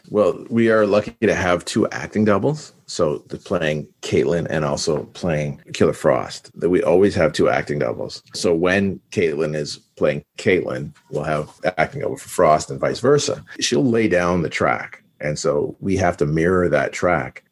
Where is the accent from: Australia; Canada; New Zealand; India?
Canada; We're from Canada